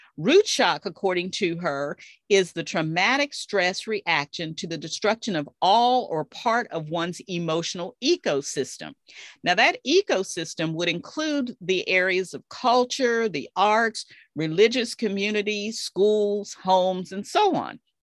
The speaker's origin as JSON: {"language": "English", "town": "Dallas", "region": "Texas", "country": "United States", "tie": "born or raised there", "said": "my hometown of Dallas, Texas"}